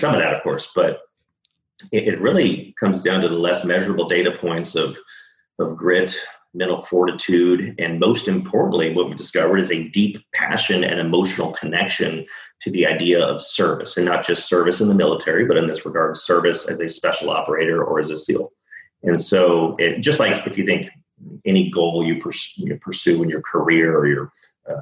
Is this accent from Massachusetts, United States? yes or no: no; Dallas, Texas, United States; now in San Diego, United States; I'm from Texas. I'm from Dallas